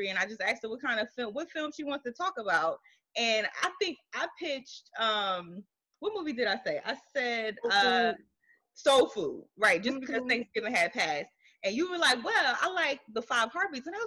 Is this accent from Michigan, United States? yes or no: no; New Jersey, United States; we're birthed from Jersey